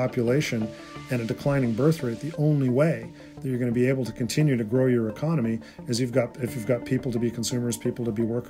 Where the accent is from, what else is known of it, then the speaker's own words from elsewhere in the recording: Canada; I'm a Canadian